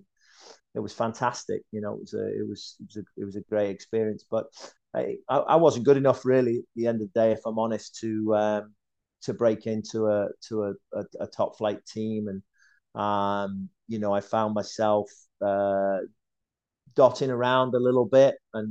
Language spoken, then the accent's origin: English; North West England, United Kingdom; Well, I was actually born in the south of England, and I don't tell too many people this because I kind of grew up in the northwest.